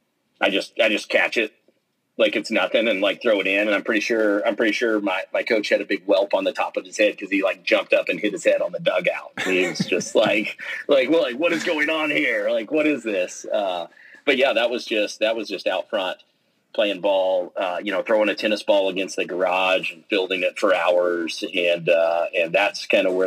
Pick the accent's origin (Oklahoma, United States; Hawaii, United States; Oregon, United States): Oklahoma, United States; Midwest City; I grew up in just outside of Oklahoma City in a town called Midwest City